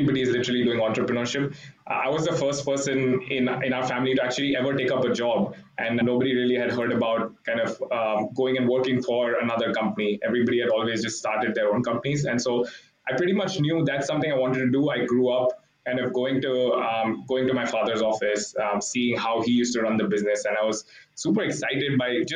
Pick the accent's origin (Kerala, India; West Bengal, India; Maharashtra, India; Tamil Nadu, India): Maharashtra, India; Mumbai; moved away as an adult; also born or lived in Hong Kong / Berkeley, California; I grew up in India, grew up in Mumbai